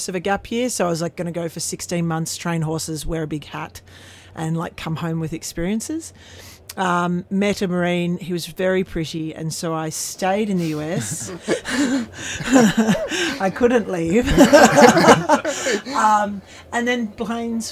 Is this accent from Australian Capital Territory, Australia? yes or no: yes; Canberra, Australian Capital Territory, Australia; also born or lived in Yass; I grew up in Canberra, went to boarding school in Yass